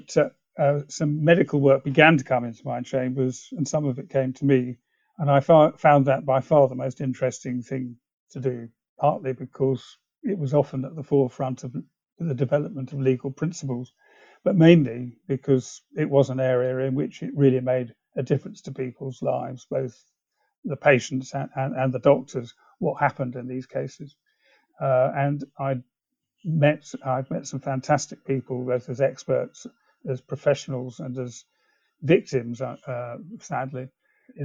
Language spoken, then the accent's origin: English; England, United Kingdom; also born or lived in China / East Africa; Well, I was born in China, but had to leave that when I was 2 months old. My father worked in the oil industry, and actually I spent a lot of my childhood in East Africa, and before coming back to England to go to school.